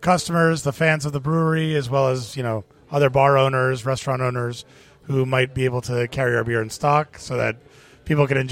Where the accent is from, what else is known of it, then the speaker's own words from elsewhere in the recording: Miami, Florida, United States; moved away as an adult; also born or lived in Boston / Barcelona; growing up in the States, in Miami, in Florida